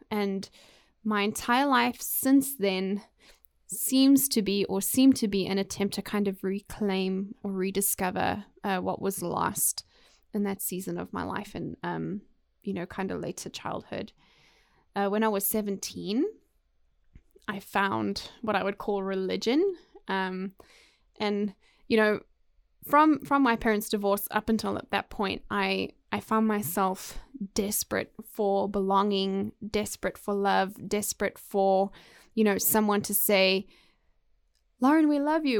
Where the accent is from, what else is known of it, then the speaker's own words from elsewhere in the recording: South Africa; moved away as an adult; also born or lived in United Kingdom; now in Waco, United States; was lucky enough to grow up in South Africa